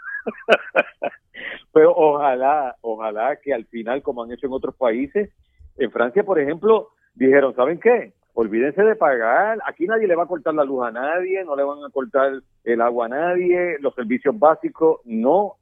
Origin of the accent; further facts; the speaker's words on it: Puerto Rico; como los puertorriqueños. Mira, nosotros vivimos hace tres años un huracán